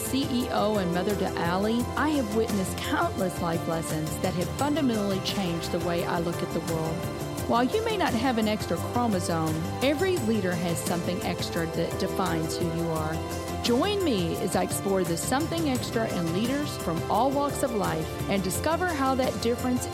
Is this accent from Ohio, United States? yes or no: no; Kentucky, United States; moved away as an adult; now in St. Louis, United States; Greg and I grew up in Kentucky and we moved here in 85 with our jobs